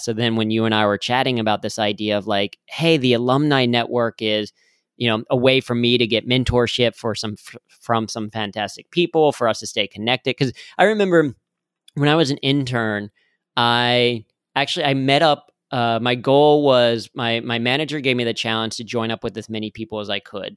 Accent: Cincinnati, Ohio, United States; I grew up in Cincinnati

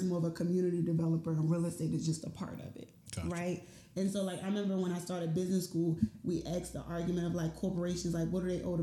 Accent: Washington, District of Columbia, United States; I grew up on Capitol Hill, and it was a predominantly black environment when I was growing up and when my mom was growing up there.

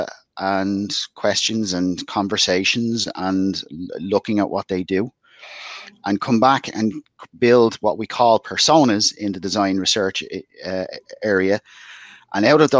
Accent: Dublin, Leinster, Ireland; moved away as an adult; now in West Cork, Ireland; But I'm originally from Dublin, in the inner city of Dublin.

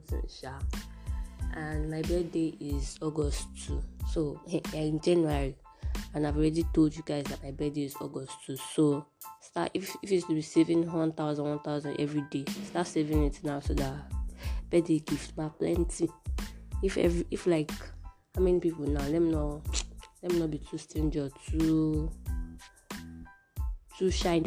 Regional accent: Iwo, Osun, Nigeria; I'm from Iwo, Osun State, Nigeria

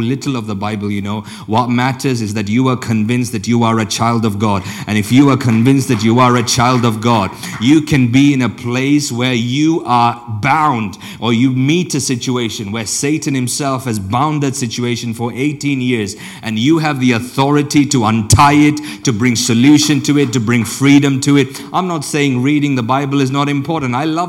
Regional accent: India; also born or lived in Africa; now in Europe; I grew up and spent most of my childhood either in India or in Africa

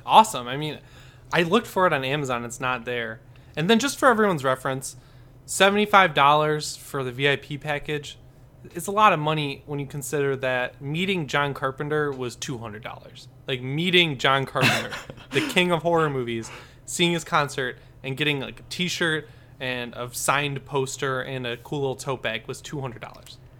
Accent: Michigan, United States; now in Los Angeles, United States; I'm from Michigan, but I'm living

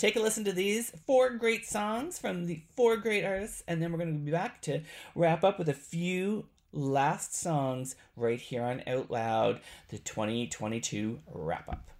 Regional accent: Canada; I am Canadian

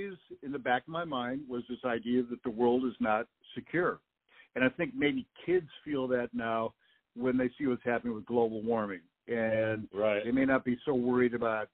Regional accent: Peoria, Illinois, United States; I was growing up in Peoria, and the atomic bomb's going to hit Caterpillar Tractor Company.

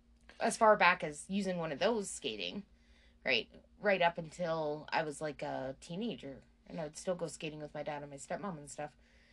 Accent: Red Deer, Alberta, Canada; when I was a kid, I can remember going to Bower Ponds with my dad and my mom and my brother.

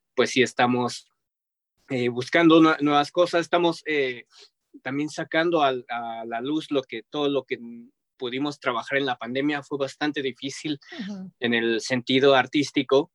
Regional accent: Mexico

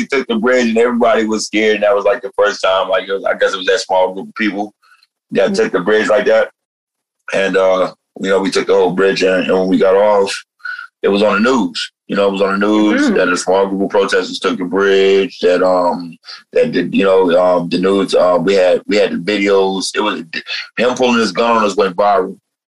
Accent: New Jersey, United States; moved away; When I came out here from New Jersey, I came out here during City Hall, during the Occupy City Hall movement.

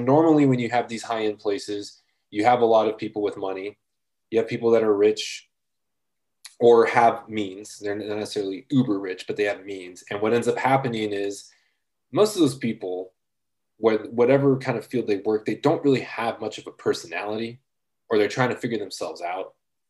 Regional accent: Los Angeles, California, United States; growing up in East Los Angeles

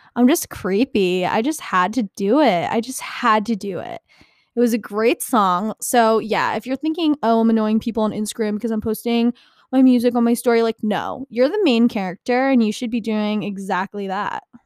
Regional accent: New Jersey, United States; I'm from New Jersey

